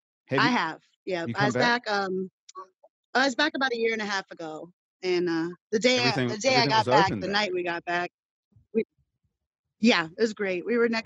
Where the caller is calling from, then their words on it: Iowa, United States; Right outside of Iowa City, about 20 miles west towards Des Moines.